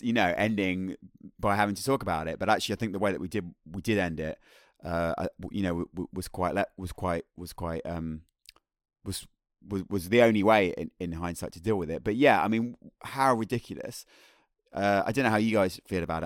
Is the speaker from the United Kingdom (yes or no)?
yes; Birmingham, West Midlands, United Kingdom; the people that I grew up with in Birmingham